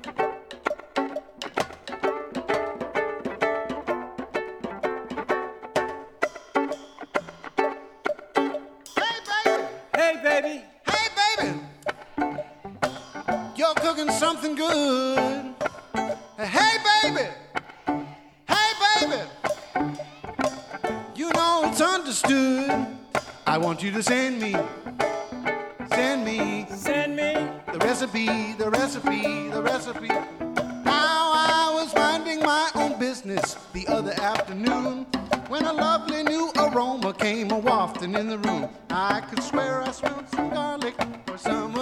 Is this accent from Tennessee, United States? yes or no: no; Chicago, Illinois, United States; moved away; also born or lived in Midwest; I'm originally from Chicago